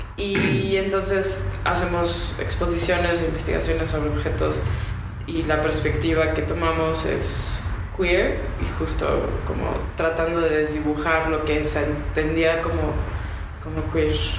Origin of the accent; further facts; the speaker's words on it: Guadalajara, Jalisco, Mexico; soy de Guadalajara y estudié diseño industrial en el TEC